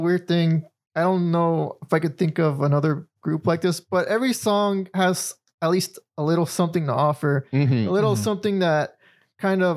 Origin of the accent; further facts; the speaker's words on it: United States; we're American